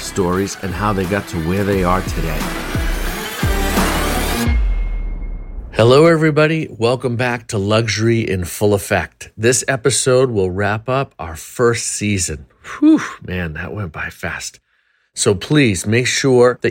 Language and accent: English; Arlington, Massachusetts, United States; moved away; I grew up in Arlington